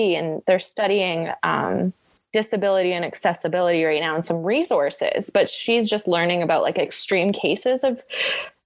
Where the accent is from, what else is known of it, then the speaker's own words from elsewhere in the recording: Edmonton, Alberta, Canada; I'm from Edmonton. Like, I grew up near Banff and Jasper